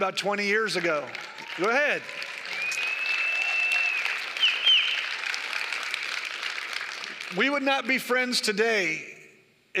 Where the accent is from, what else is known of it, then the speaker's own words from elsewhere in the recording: the Bay Area, California, United States; I'm from the Bay Area